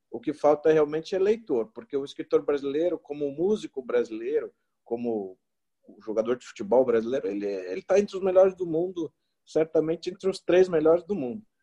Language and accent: Portuguese; São Paulo, Brazil; eu cresci ali em Perdizes